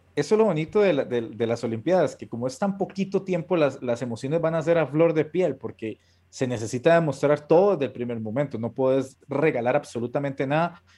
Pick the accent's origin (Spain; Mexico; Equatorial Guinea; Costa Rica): Costa Rica; yo como costarricense